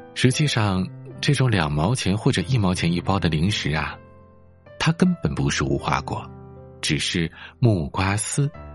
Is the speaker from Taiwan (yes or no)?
no; Northeast China, China; 我们东北人